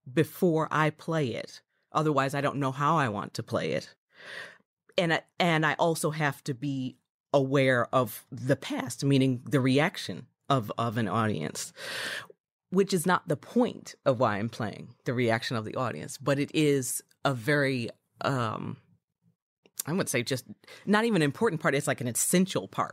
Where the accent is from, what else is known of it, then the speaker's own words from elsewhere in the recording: Chicago, Illinois, United States; I'm originally from Chicago